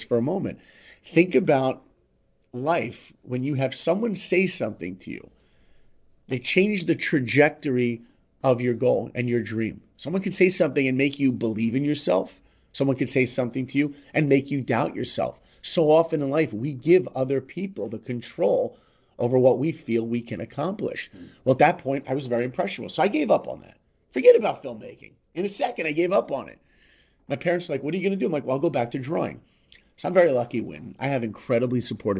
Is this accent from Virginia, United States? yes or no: no; New York, United States; I grew up in New York